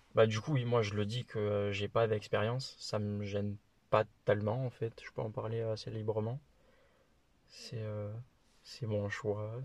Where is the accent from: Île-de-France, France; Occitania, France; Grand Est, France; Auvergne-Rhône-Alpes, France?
Occitania, France; Toulouse; accent: petit accent; now in Alexandra, New Zealand; j'ai 21 ans, je suis toulousain